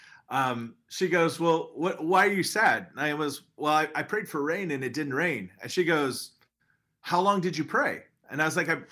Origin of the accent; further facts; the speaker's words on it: Phoenix, Arizona, United States; eight years old, grew up in Phoenix, Arizona